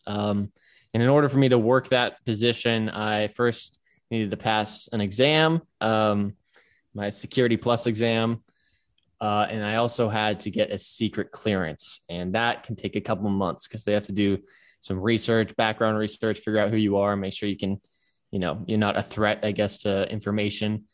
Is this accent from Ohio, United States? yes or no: yes; Cleveland, Ohio, United States; moved away as an adult; also born or lived in Pasadena, California; now in Hawaii, United States; I began kindergarten in Cleveland and grew up in Cleveland, uh, Shaker Heights, Ohio